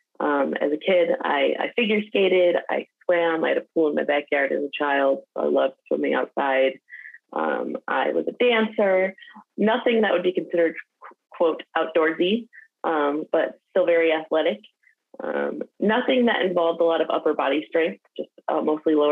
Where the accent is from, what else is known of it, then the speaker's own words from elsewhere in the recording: Detroit, Michigan, United States; I grew up in the Midwest, so I'm from Detroit, Michigan, and still am in the suburbs just outside of Detroit